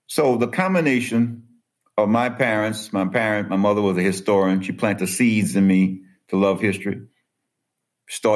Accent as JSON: {"language": "English", "town": "New Orleans", "region": "Louisiana", "country": "United States", "tie": "born or raised there", "said": "I grew up in New Orleans, but my paternal ancestors were raised in St. Charles Parish and St. John the Baptist Parish"}